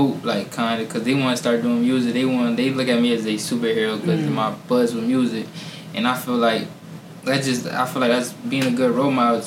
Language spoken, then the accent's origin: English; Harrisburg, Pennsylvania, United States; I'm a 21-year-old artist from Harrisburg, Pennsylvania, born and raised out here